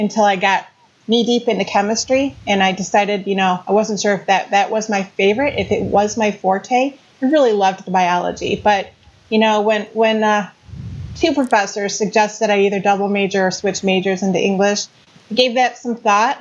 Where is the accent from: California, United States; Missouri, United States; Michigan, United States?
Michigan, United States; Warren; also born or lived in Detroit, Michigan; We grew up in Detroit until I was about 4.